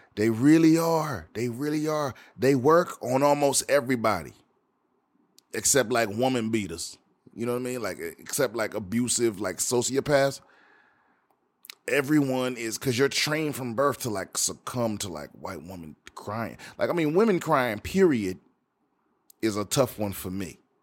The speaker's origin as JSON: {"language": "English", "town": "Washington", "region": "District of Columbia", "country": "United States", "tie": "born or raised there", "said": "a band from my hometown, from Washington, D C, the D M V."}